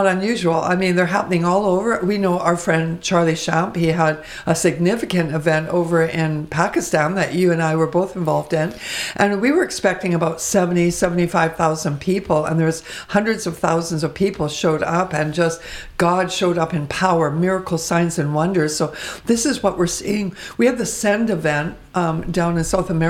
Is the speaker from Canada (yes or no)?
yes; Vancouver, British Columbia, Canada; I was born and raised in Vancouver